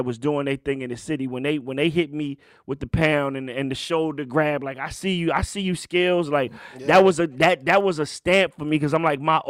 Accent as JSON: {"language": "English", "town": "Richmond", "region": "Virginia", "country": "United States", "tie": "born or raised there", "said": "Right now, I'm in my hometown, Richmond, Virginia, and I got two guys."}